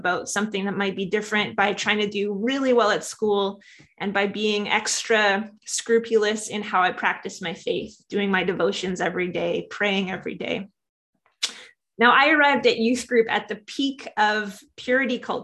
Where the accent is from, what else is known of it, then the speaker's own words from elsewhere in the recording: Saskatoon, Saskatchewan, Canada; also born or lived in Lethbridge, Alberta; I was born in Lethbridge, where my dad was a pastor for a while. And I only sadly spent the first 6 weeks of my life in Alberta before he took a job at Emmanuel Baptist in Saskatoon. And that became really my church home for most of my life.